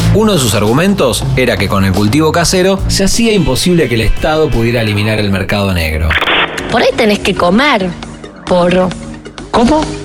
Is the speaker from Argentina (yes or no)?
yes; Argentina; Nuestro país